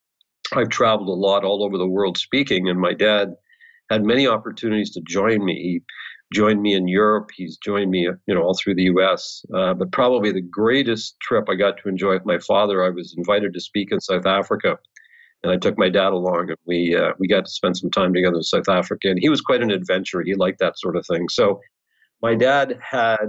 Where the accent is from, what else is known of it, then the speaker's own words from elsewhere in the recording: Peterborough, Ontario, Canada; I was born and raised in Peterborough, Ontario